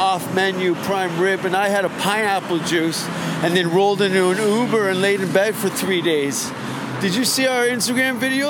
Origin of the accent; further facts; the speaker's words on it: Hamilton, Ontario, Canada; my hometown of Hamilton